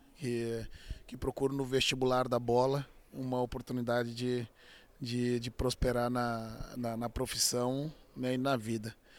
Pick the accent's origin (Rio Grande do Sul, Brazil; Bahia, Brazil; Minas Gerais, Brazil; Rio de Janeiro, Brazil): Rio Grande do Sul, Brazil; Auxiliadora neighbourhood; jogando futebol desde menino, né? Desde sempre a gente nasce como brasileiro com uma bola nos pés e tendo como obrigação a escola até o, até o meio-dia, um almoço rápido e depois sair pelas ruas do bairro da Auxiliadora